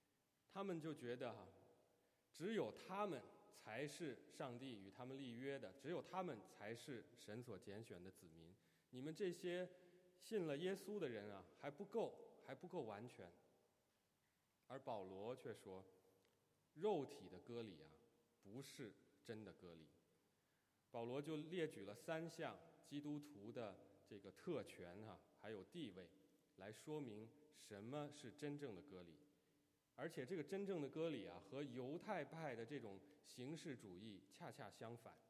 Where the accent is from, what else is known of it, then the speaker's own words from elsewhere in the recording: China; 用我们中国人的话说。就是这个出身背景好啊。